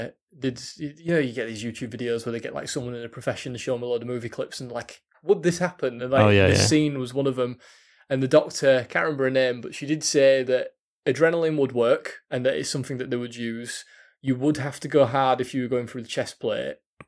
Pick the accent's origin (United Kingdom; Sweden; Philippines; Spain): United Kingdom; Yorkshire and the Humber; We're from Yorkshire, so when I'm going on wall and people can't understand what I'm saying or whatever